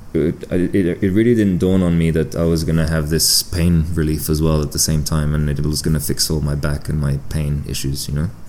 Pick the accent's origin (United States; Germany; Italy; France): France; south of France; moved away; also born or lived in United Kingdom / Andorra; So I was born in the UK and uh, ended up uh, growing up in France, um, like way down the south of France, uh, probably two hours from Andorra